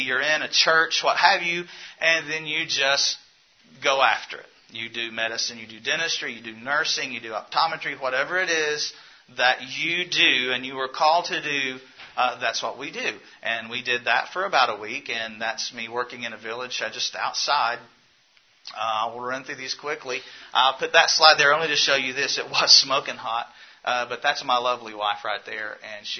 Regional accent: the South, Southern United States, United States; accent: southern; I have a southern accent.

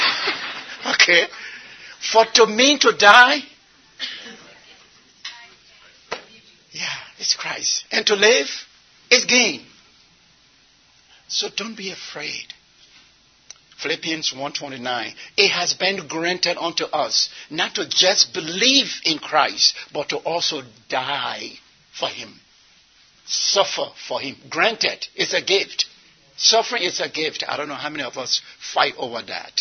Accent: Liberia; now in United States; I'm from Liberia

